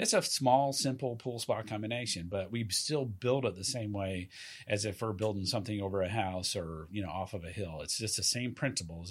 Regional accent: Southeast, United States; moved away as an adult; also born or lived in Camp Pendleton, California; now in California, United States; I'm originally from the Southeast

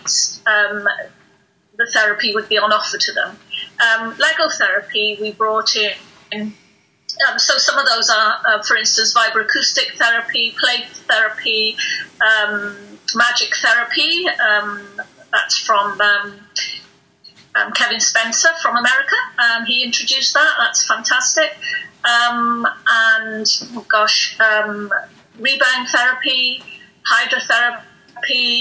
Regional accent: North Wales, United Kingdom; I'm from North Wales.

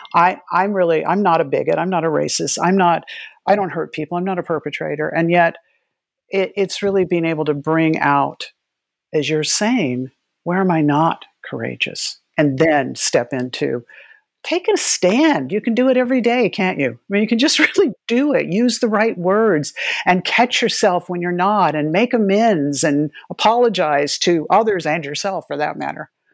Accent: Gila River Reservation, South Central Arizona, United States; I grew up in South Central Arizona on the, the Gila River Reservation

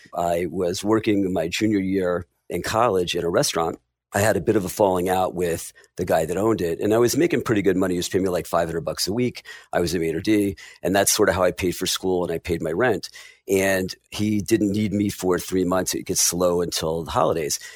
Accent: Willingboro, New Jersey, United States; I grew up in Willibrord, New Jersey, pretty lower middle class

